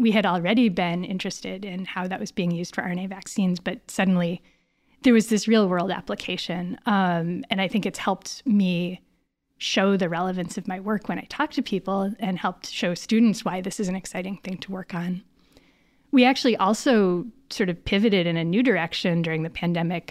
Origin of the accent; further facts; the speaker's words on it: Northern Connecticut, United States; moved away as an adult; also born or lived in Boston area, Massachusetts; now in Berkeley, United States; I'm actually from Northern Connecticut